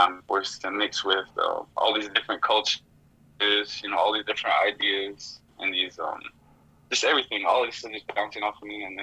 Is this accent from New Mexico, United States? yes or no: yes; Tohatchi, New Mexico, United States; Tohachi, New Mexico, 505